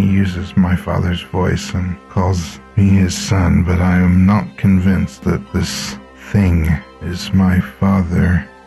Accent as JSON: {"language": "English", "town": "Jersey City", "region": "New Jersey", "country": "United States", "tie": "born or raised there", "said": "I grew up in Jersey City."}